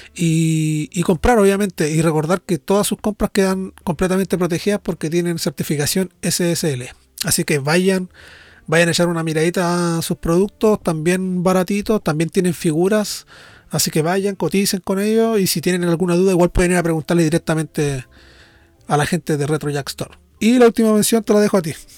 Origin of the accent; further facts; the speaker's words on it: Norte Grande, Chile; accent: nortino; yo, siendo nortino, hablo un poco más lento que el general de los nortinos